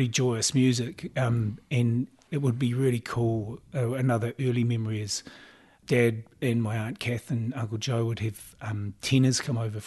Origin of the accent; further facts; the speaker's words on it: Auckland, New Zealand; I grew up in Mount Albert, okay, in Auckland